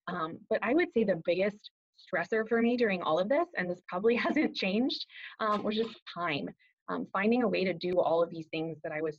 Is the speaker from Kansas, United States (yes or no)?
no; Fort Worth, Texas, United States; moved away as an adult; now in Dallas, United States; I am from Fort Worth originally, but have called Dallas home since 2012